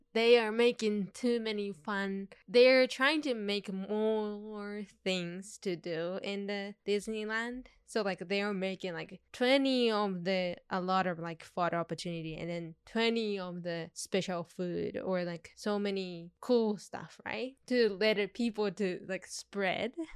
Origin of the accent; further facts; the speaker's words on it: Tokyo, Japan; now in Los Angeles, United States; I grew up in Tokyo